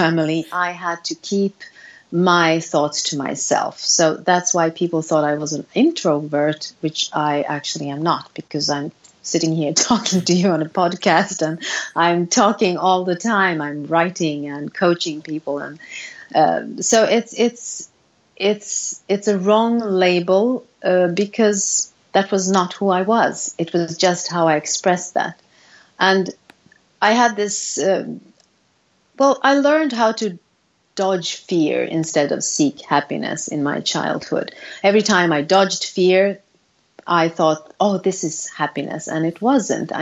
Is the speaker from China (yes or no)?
no; Sweden; I was born in Sweden